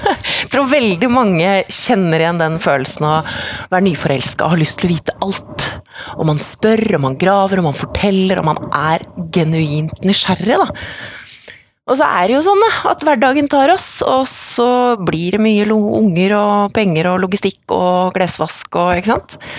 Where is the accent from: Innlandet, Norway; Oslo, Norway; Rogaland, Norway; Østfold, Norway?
Innlandet, Norway; Odalen, Hedmark; Så kommer jeg fra Odalen. Eh, bygd i, eh, i eh, Hedmark. Kommer fra gård